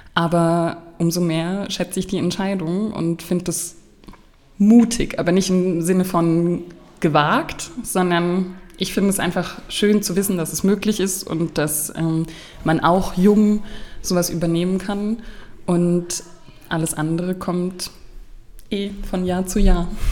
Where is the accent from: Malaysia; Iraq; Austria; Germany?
Germany; Markelsheim, Baden-Württemberg; born or raised there; also born or lived in Stuttgart